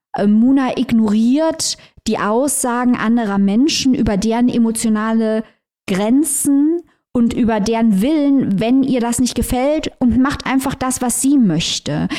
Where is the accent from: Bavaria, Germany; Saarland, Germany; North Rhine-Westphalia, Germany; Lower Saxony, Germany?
Saarland, Germany; hier im Saarland. Äh, meine Eltern wurden ja beide noch in Frankreich geboren, also im, im Saargebiet damals. Ich bin die erste, die in Deutschland geboren wurde und alle in der gleichen Stadt.